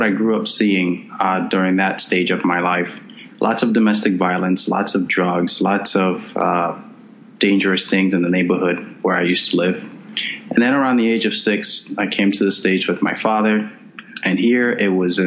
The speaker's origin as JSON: {"language": "English", "country": "Dominican Republic", "tie": "born or raised there", "said": "I was born in the Dominican Republic, and during that time, my father came to the States when I was about 2 years old, and from the ages of 2 to 6, I lived with my mother"}